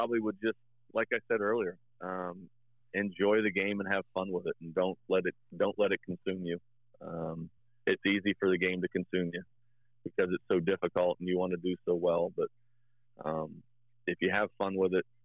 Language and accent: English; Marion, Indiana, United States; I grew up in Marion, Indiana, which is like basketball capital of Indiana.